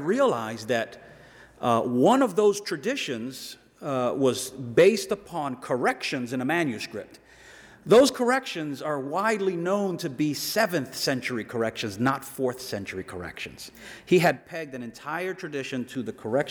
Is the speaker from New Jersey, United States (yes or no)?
yes; Camden, New Jersey, United States; I'm from Camden